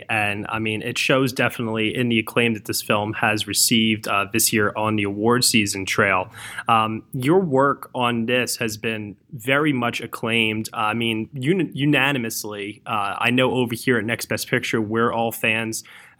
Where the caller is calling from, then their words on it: East Coast, United States; Yeah, I'm calling from the East Coast myself. So out here, rain, snow, it doesn't matter.